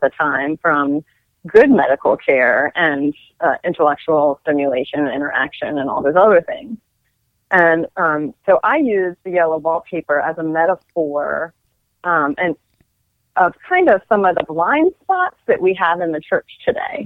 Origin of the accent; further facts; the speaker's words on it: Frederick, Maryland, United States; I'm from Frederick, Maryland.